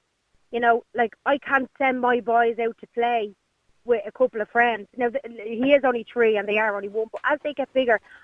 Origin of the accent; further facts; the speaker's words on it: Dublin, Leinster, Ireland; I'm originally from Dublin too.